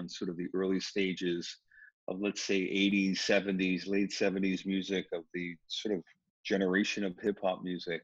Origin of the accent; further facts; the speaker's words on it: New York City, New York, United States; Where I grew up in the Bronx wasn't as severe, but it was racially integrated.